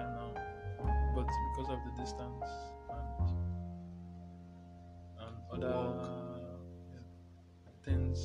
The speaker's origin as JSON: {"language": "English", "region": "Benue", "country": "Nigeria", "said": "I'm from Benue State"}